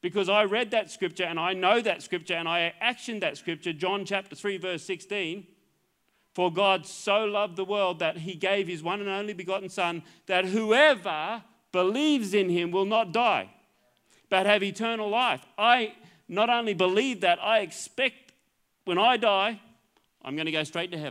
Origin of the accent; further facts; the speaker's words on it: Queensland, Australia; I'm a Queenslander.